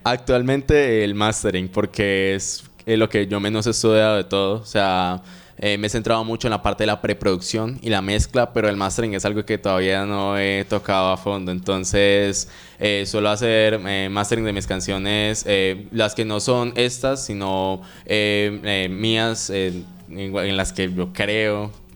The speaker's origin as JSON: {"language": "Spanish", "town": "Medellín", "region": "Antioquia", "country": "Colombia", "tie": "born or raised there", "moved": "yes", "lives_now": "Cali, Colombia", "said": "actualmente resido en Cali, aunque nací en Medellín"}